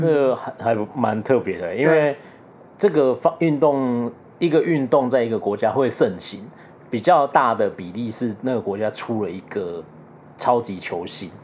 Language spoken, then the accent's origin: Chinese; southern Taiwan, Taiwan; moved away; 因为我们是南部人啊